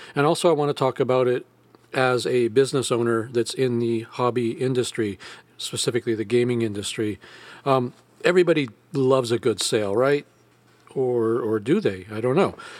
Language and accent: English; United States; I'm an American